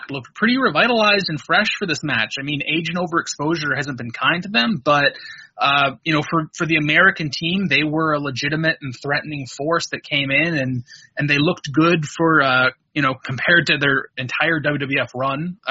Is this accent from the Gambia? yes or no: no; Canada; I'm a Canadian